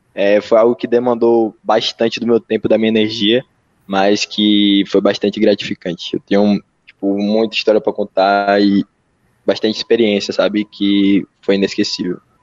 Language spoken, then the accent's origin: Portuguese; Brazil; sendo brasileiro